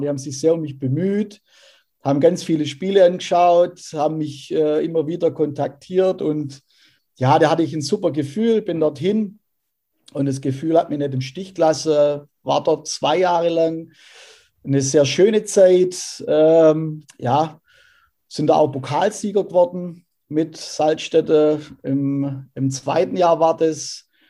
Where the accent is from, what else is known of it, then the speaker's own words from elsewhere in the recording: Ergenzingen, Baden-Württemberg, Germany; ich bin tatsächlich ein waschechter Irgendsinger und habe da meine komplette Jugendzeit verbringen dürfen.